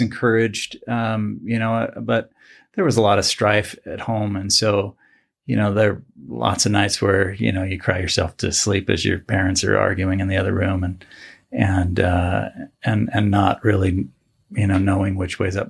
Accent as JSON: {"language": "English", "town": "Salt Lake City", "region": "Utah", "country": "United States", "tie": "born or raised there", "also_born_or_lived": "Provo, Utah / Bountiful, Utah / Ohio / Florida", "said": "I grew up in Salt Lake, mostly, well, Utah, mostly."}